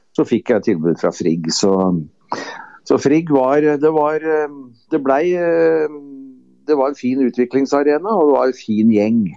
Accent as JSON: {"language": "Norwegian", "town": "Kløfta", "region": "Akershus", "country": "Norway", "said": "så kom jeg da fra Kløfta"}